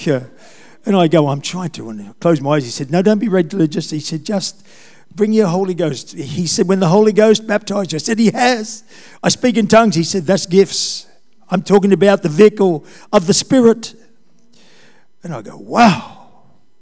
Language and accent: English; Taree, New South Wales, Australia; I was brought up in Taree, I went to school there